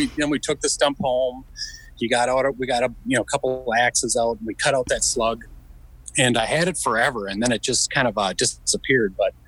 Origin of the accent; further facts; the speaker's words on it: Midwest, United States; So, I mean, I grew up in the Midwest.